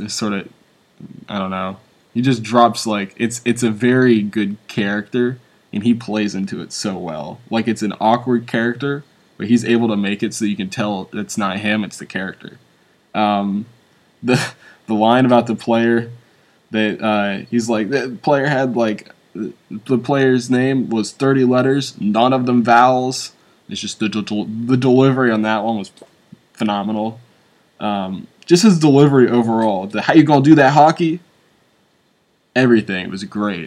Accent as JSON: {"language": "English", "region": "Deep South", "country": "United States", "tie": "born or raised there", "said": "I grew up in the Deep South"}